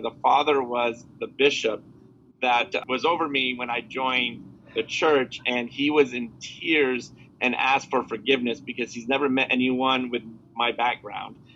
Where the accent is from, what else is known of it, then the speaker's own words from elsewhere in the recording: Burlington, Vermont, United States; now in Houston, United States; Originally, I'm from Burlington, Vermont, and I now live in Houston, Texas.